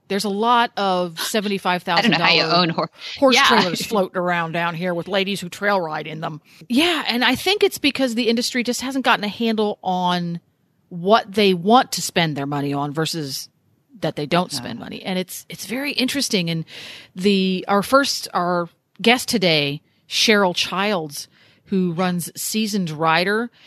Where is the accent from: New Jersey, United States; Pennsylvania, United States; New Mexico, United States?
Pennsylvania, United States; moved away as an adult; also born or lived in New England / Massachusetts; now in Ocala, United States; I grew up in the mid-Atlantic. I grew up in Pennsylvania